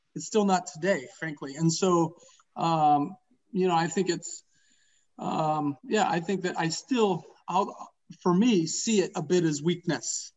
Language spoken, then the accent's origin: English; Portland, Oregon, United States; now in Beaverton, United States; I grew up in the Columbia Villa in the 80s.